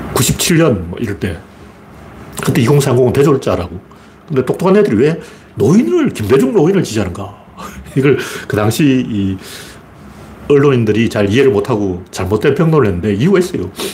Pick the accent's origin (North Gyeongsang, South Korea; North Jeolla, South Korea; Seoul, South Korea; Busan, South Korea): North Gyeongsang, South Korea; Gyeongju / Pohang area; 경주 포항 이쪽에 이제 제 고향이 그쪽이니까